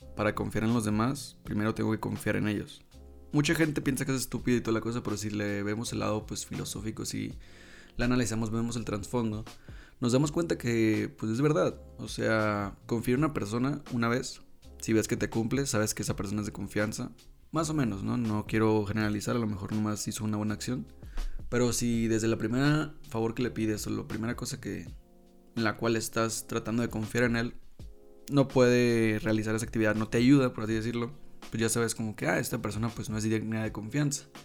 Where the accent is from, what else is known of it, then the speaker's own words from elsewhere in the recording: La Paz, Baja California Sur, Mexico; moved away; en La Paz, de donde yo soy